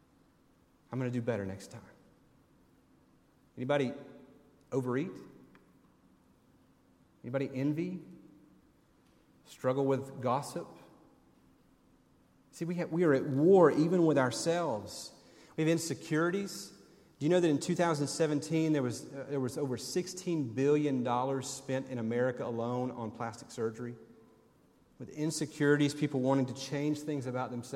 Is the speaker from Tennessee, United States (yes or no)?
yes; Tennessee, United States; moved away; also born or lived in Birmingham, Alabama; when I grew up in Tennessee.